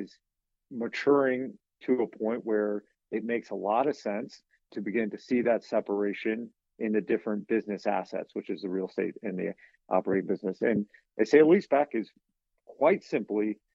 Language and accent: English; United States; I'm from a really small community in Western Virginia